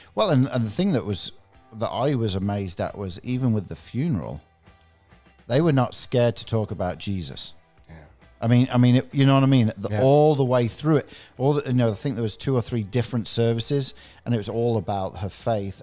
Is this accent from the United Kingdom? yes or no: yes; England, United Kingdom; I'm, I'm from England